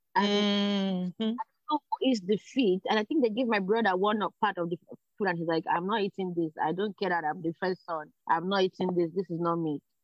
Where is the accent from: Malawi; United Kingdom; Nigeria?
Nigeria; Lagos; born or raised there; now in Canada